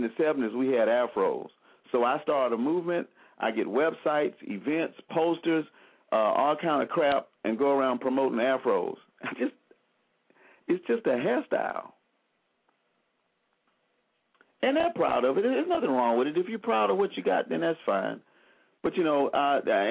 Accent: Selma, Alabama, United States; I'm from Selma, Alabama

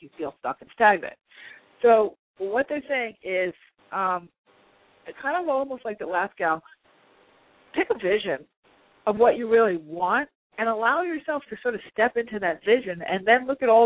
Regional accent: New Yorker, United States; I'm a New Yorker too. It's in our blood

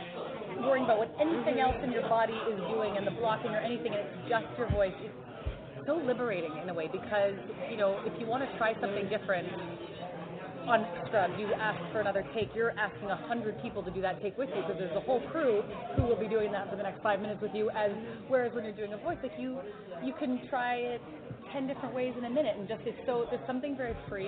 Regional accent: Canada; So I'm Canadian, so that's grade 9.

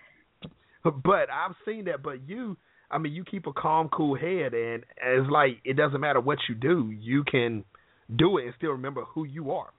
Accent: North Carolina, United States; I'm from North Carolina, so you know we're in the country

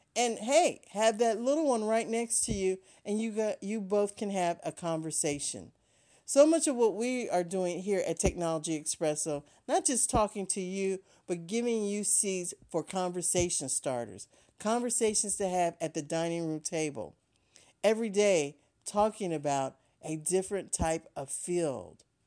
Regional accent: Ohio, United States; growing up in Ohio, there was a company called N C R

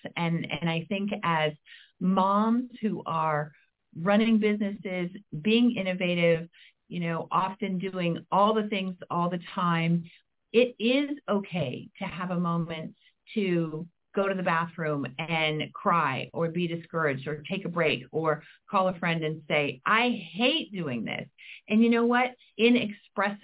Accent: Midwest, United States; I'm from the Midwest

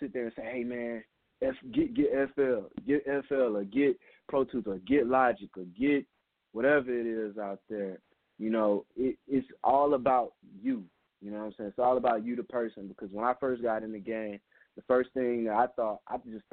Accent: Louisiana, United States; also born or lived in New Orleans; I'm from Louisiana. I claim the whole state. Main reason why, because I done live pretty much everywhere. I live in New Orleans right now

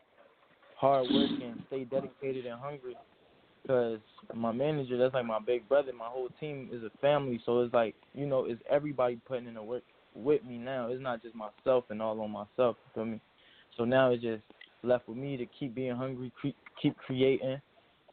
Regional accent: Trenton, New Jersey, United States; also born or lived in Bronx, New York; I was born in Bronx, but I'm glad I was raised in Trenton, New Jersey

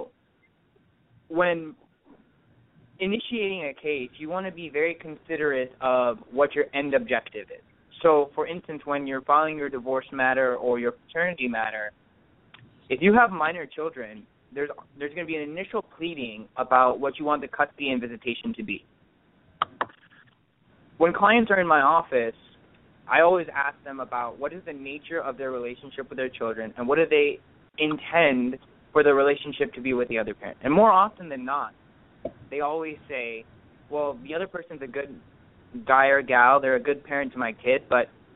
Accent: Orange County, California, United States; I'm born and raised in Orange County from parents of Indian heritage

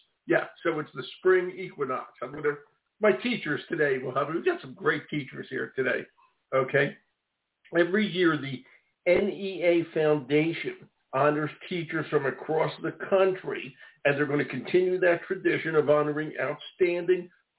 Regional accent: Philadelphia, Pennsylvania, United States; now in Maine, United States; I'm from Philadelphia, the other side of the state.

